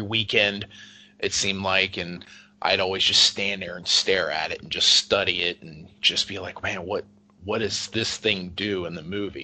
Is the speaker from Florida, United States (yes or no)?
no; Texas, United States; when I was growing up in Texas